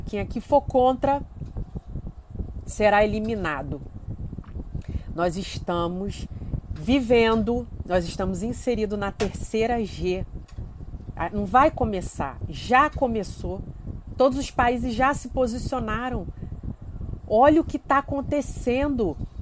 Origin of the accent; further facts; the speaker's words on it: Rio de Janeiro, Brazil; Eu sou do Rio de Janeiro